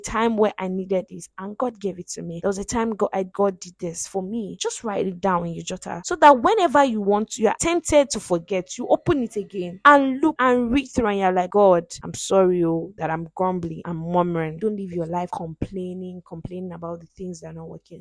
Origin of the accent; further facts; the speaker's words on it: Nigeria; I'm a Nigerian.